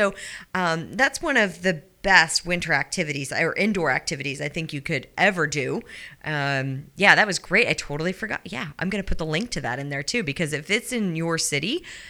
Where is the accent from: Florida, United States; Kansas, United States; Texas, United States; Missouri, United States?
Missouri, United States; I grew up out